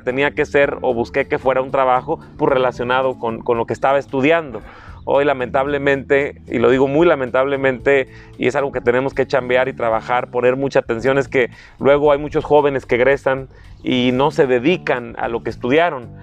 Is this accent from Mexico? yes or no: yes; La Huacana, Michoacán, Mexico; also born or lived in Morelia; mi familia, paterna, materna, ambos originarios de ahí del municipio de La Huacana, prácticamente toda la vida hemos estado ahí